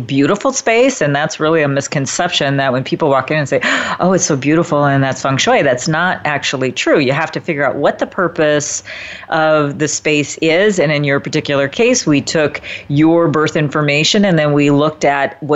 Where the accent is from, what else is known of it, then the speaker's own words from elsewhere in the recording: Midwest, United States; my upbringing was a bit similar to yours. I'm from the Midwest as well